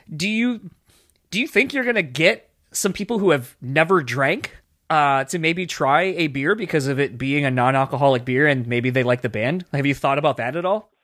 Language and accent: English; Grand Rapids, Michigan, United States; Hailing from right here in my hometown of Grand Rapids, Michigan